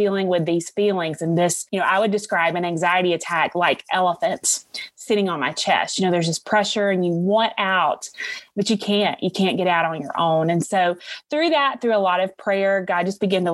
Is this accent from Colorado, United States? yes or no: no; Alabama, United States; accent: Southern; I am from Alabama